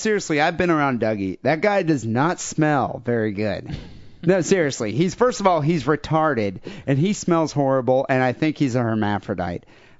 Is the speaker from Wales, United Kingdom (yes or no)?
yes; Pontypridd, Wales, United Kingdom; Well, I'm from Pontypridd, which I guess is pronounced Pontypridd, the birthplace of ….